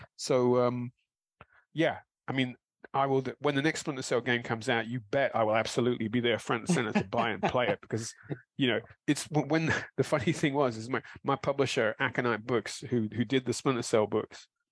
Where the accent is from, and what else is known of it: London, United Kingdom; born or raised there